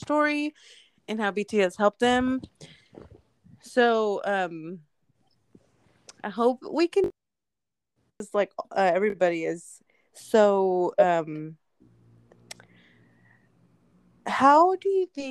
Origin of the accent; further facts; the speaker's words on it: near Shamrock, Texas, United States; a town like that's 15 minutes away from me, from my hometown.